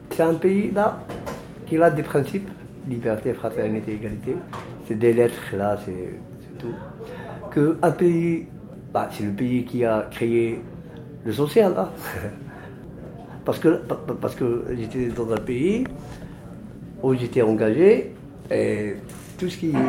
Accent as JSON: {"language": "French", "area": "near the Algerian border", "region": "Oriental", "country": "Morocco", "moved": "as an adult", "lives_now": "France", "said": "Ça existe chez nous, au Maroc. Par rapport à nous, tu sais, par exemple, moi, j'habite à la frontière algérienne."}